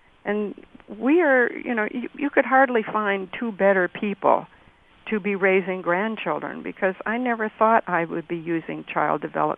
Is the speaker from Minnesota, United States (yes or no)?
yes; Rochester, Minnesota, United States; We have a federal medical center, a prison in my hometown of Rochester, Minnesota.